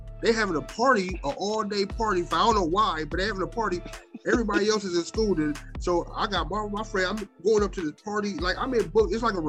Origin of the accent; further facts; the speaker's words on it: Akron, Ohio, United States; growing up in Akron on the east side, you, like I said, you grew up knowing the white people that you know is cops and teachers.